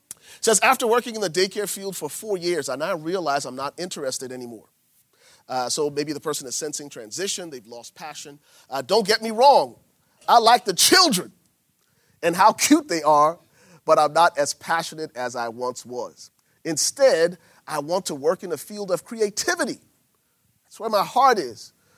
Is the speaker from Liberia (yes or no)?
yes; Liberia; I'm from Liberia